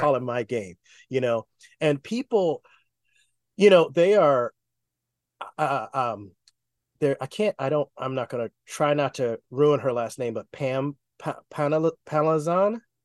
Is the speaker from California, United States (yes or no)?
yes; Oakland, California, United States; moved away as an adult; now in Los Angeles, United States; I grew up in the Bay Area